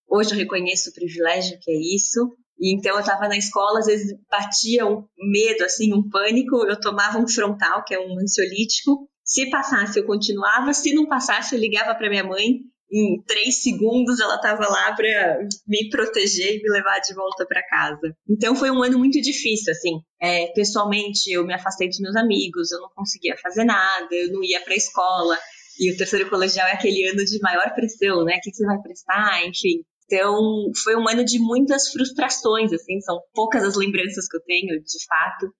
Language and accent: Portuguese; São Paulo, Brazil; nasci e cresci em São Paulo